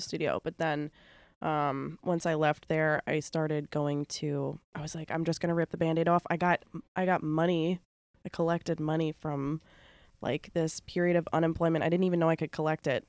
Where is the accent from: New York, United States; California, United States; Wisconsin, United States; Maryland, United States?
New York, United States; Bridgehampton; I grew up in Bridgehampton